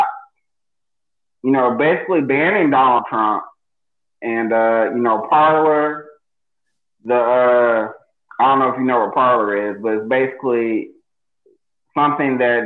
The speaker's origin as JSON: {"language": "English", "country": "United States", "said": "It's rough living in America"}